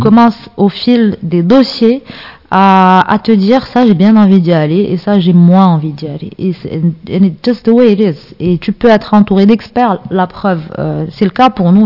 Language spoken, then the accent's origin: French; Casablanca, Casablanca-Settat, Morocco; j'ai grandi à Casa, euh, dans une famille, on va dire, normale